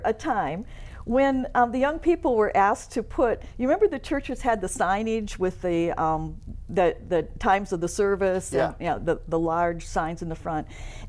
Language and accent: English; Vicksburg, Michigan, United States; I grew up in a small town called Vicksburg, which is south of Kalamazoo.